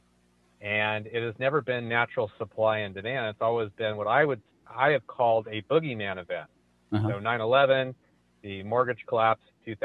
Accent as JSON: {"language": "English", "area": "San Francisco Bay Area", "region": "California", "country": "United States", "tie": "born or raised there", "said": "I'm from California, right in the heart of the San Francisco Bay Area, born and raised, multi-generation"}